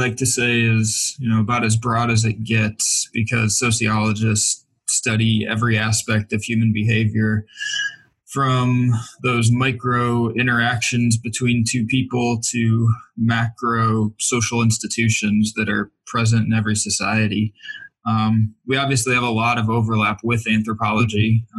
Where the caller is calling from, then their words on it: Michigan, United States; I am calling in from Oakland University, which is about 35 miles northwest of Detroit.